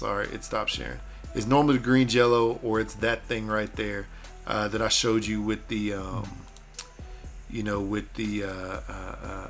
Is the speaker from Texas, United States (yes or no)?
yes; Texas, United States; I was born in Texas and raised by parents who could cook